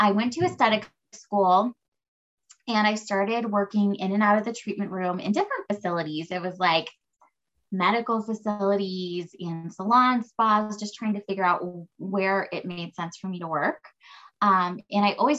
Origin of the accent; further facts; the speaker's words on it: United States; also born or lived in California / Colorado; now in Denver, United States; I grew up, like halfway in California and then halfway in Colorado. I live in Denver now.